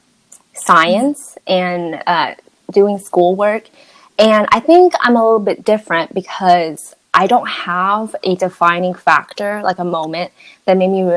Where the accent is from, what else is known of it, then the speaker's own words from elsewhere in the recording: Texas, United States; I grew up here